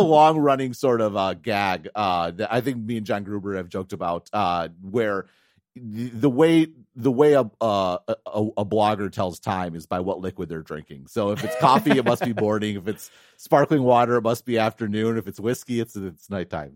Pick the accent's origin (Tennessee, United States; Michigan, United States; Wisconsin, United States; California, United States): Wisconsin, United States; moved away; also born or lived in Madison; I grew up in Wisconsin, I was super interested in tech